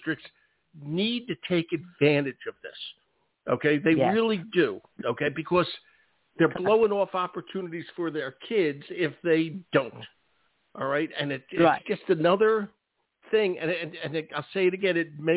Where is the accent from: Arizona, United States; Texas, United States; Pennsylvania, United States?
Pennsylvania, United States; Philadelphia; moved away; I'm originally a Philadelphian